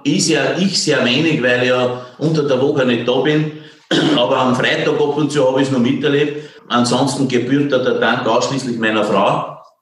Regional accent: Esternberg, Upper Austria, Austria; accent: Innviertel dialect; also born or lived in Passau; now in Sigharting, Austria; ich bin in Esternberg aufgewachsen, das grenzt an Bayern.

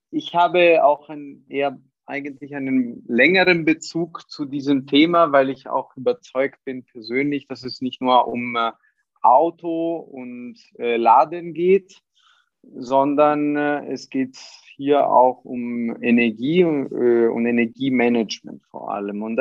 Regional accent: Italy; born there; Ich bin gebürtiger Italiener, aber äh, schon länger auch in, äh, im, im deutschen und internationalen Bereich tätig.

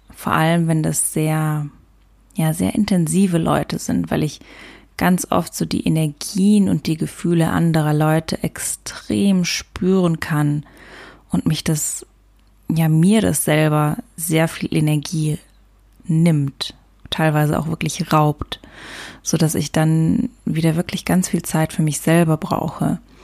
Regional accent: Luxembourg; now in Germany; in Luxemburg Auto fahre, also da, wo ich herkomme, auf dem Land

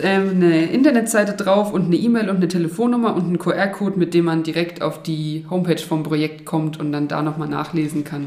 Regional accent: Oberelsbach, Bavaria, Germany; also born or lived in Erlangen / Karlsruhe; Ich bin in Oberelsbach aufgewachsen tatsächlich und hier auch zur Schule gegangen

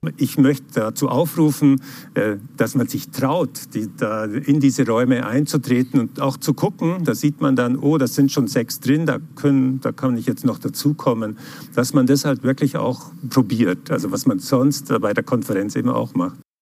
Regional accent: Germany; bei uns in Deutschland

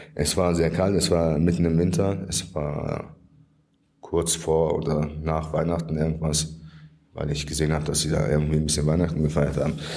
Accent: Germany; Ich bin in Deutschland geboren und habe immer in Deutschland gelebt

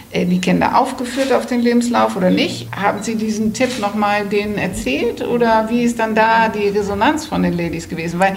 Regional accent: Netherlands; now in Germany; Ich bin ja Holländerin und äh, in Holland, das ist auch das Modell

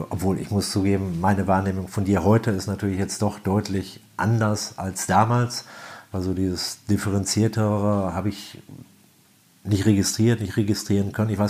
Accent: Minden, North Rhine-Westphalia, Germany; born there; komme ja gebürtig aus Ostwestfalen und äh, Minder, die Ecke ist eher so Handball-Hochburg

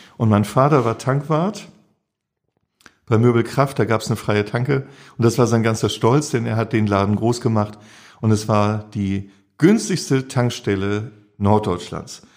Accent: Schleswig-Holstein, Germany; also born or lived in St. Pauli, Hamburg; now in Hamburg, Germany; ich bin auf dem Dorf groß geworden, Schleswig-Holstein

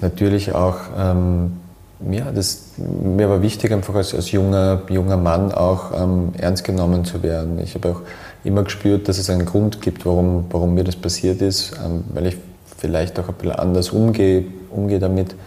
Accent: Graz, Styria, Austria; ich bin in Graz

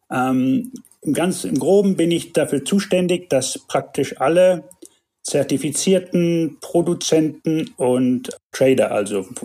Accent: Tanzania; also born or lived in Germany; Ähm, ich bin Deutscher, aber in Tansania geboren und aufgewachsen ähm, habe meine Kindheit, bis ich 20 war, hier verbracht, war auf einer deutschen Schule in, in Kenia im Internat

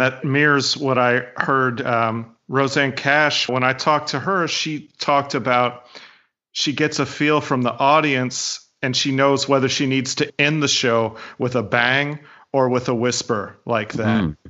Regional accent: Oak Ridge, Tennessee, United States; moved away; I grew up in East Tennessee in Oak Ridge outside of Knoxville.

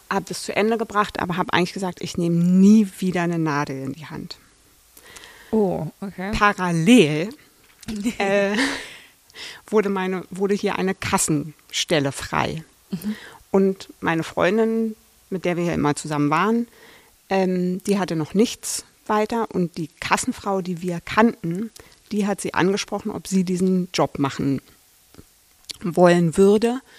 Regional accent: Berlin, Germany; ich komme aus Berlin.

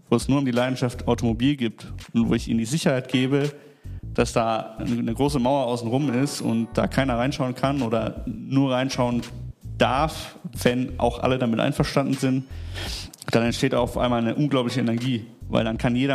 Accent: Nuremberg, Bavaria, Germany; born there; now in Düsseldorf, Germany; Ähm, ich bin tatsächlich geboren in Nürnberg, in der langweiligsten Stadt in Deutschland gefühlt. Ähm, bin jetzt seit sieben Jahren knapp Wahl Düsseldorfer, 28 Jahre alt.

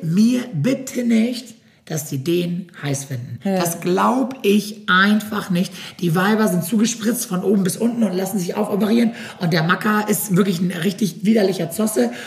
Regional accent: Germany; bei uns in Deutschland

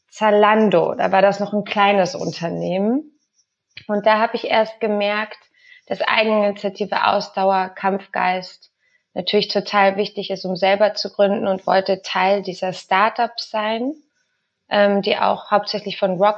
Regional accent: Spain; now in Berlin, Germany; Also ich bin in Spanien aufgewachsen, kann auch nur Deutsch wegen meiner Mutter.

